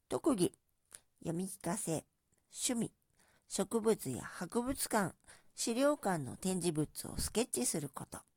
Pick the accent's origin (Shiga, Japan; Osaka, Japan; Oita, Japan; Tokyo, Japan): Tokyo, Japan; 出身は東京都です。